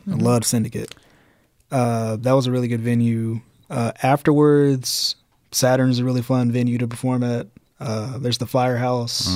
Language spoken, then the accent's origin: English; Birmingham, Alabama, United States; from Birmingham